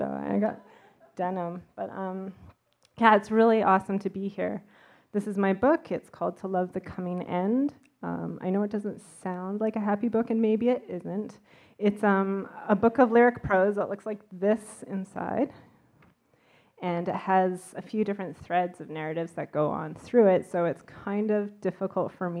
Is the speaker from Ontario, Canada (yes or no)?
no; Vancouver, British Columbia, Canada; I'm from Vancouver